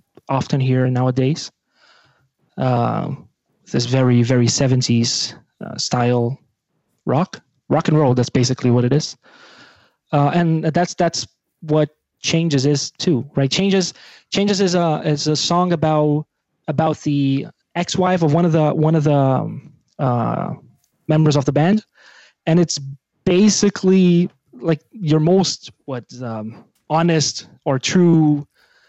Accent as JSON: {"language": "English", "country": "Brazil", "second_language": "English", "moved": "yes", "said": "I'm from Brazil"}